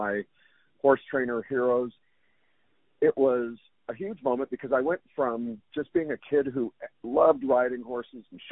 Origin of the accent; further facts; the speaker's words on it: Albuquerque, New Mexico, United States; growing up in Albuquerque, New Mexico